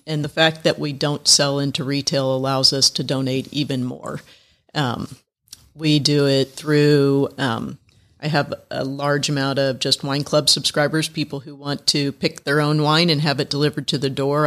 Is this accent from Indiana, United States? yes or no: yes; Indiana, United States; moved away as an adult; now in Atlanta, United States; I grew up in Indiana.